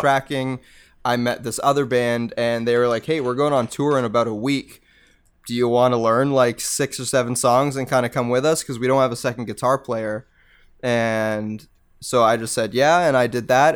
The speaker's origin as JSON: {"language": "English", "town": "Mississauga", "region": "Ontario", "country": "Canada", "tie": "born or raised there", "also_born_or_lived": "United States", "lives_now": "Hamilton, Canada", "said": "I grew up in Mississauga."}